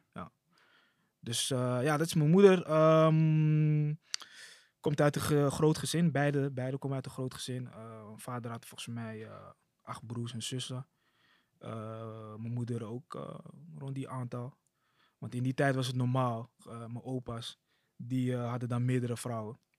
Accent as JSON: {"language": "Dutch", "town": "Amsterdam", "region": "North Holland", "country": "Netherlands", "lives_now": "Amsterdam-Oost, Netherlands", "said": "ik kom uit Amsterdam Zuidoost"}